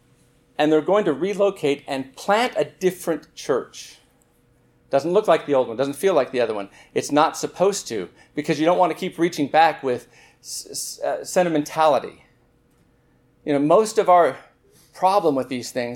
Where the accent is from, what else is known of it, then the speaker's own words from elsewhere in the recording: Southern California, United States; I grew up in Southern California